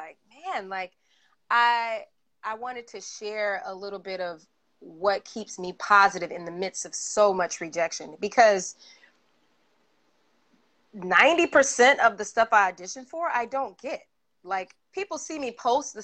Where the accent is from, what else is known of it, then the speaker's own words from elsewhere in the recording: Atlanta, Georgia, United States; moved away; I grew up in Atlanta